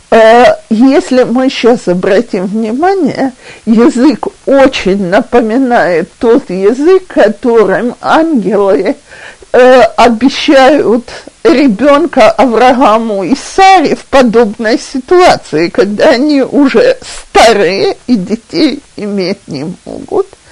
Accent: Russia; now in Israel; мы, э, люди из России

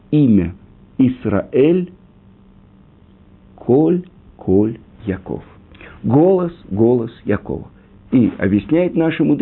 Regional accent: Russia; born there; Я родился в России, где-то там, э, учил научный атеизм, марксизм, ленинизм, э, я не знаю, историю партии.

